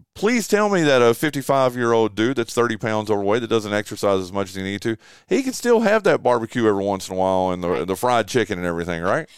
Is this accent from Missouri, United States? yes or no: no; Western North Carolina, United States; I grew up in Western North Carolina